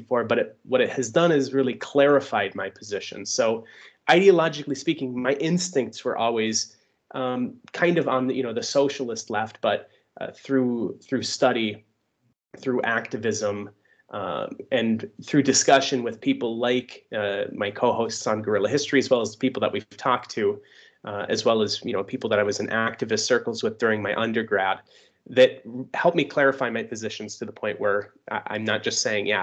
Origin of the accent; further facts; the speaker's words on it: Upper Peninsula, Michigan, United States; accent: Upper Peninsula; moved away as an adult; also born or lived in Germany; now in Russia; my accent is from the Upper Peninsula